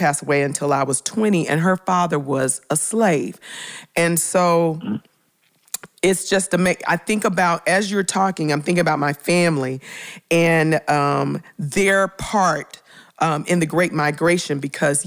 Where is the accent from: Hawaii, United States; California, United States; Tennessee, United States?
Tennessee, United States; Memphis; I grew up in Memphis, Tennessee